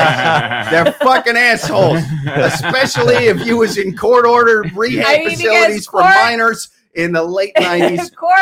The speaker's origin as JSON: {"language": "English", "region": "Midwest", "country": "United States", "said": "we're from the Midwest."}